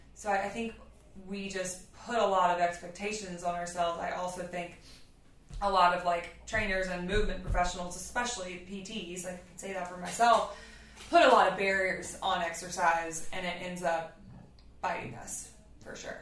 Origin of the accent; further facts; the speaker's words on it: Louisiana, United States; moved away; I grew up in Louisiana.